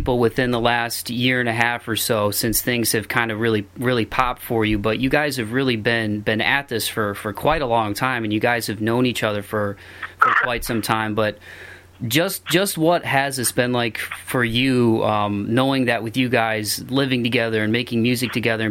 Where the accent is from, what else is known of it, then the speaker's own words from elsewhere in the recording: Toledo, Ohio, United States; in Toledo, my hometown.